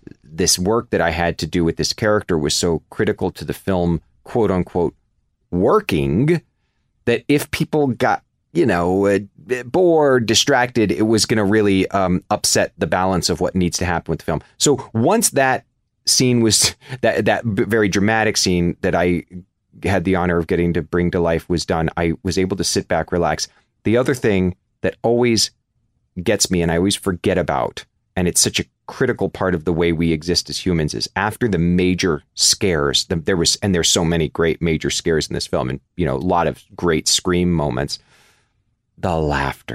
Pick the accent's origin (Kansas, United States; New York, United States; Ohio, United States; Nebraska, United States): Kansas, United States; the world that I knew growing up as a kid. I'm from Kansas